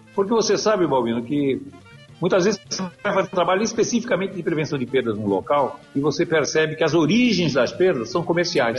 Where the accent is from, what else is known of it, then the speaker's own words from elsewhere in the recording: Santos, São Paulo, Brazil; Meu pai tinha um pequeno comércio lá em Santos, minha cidade natal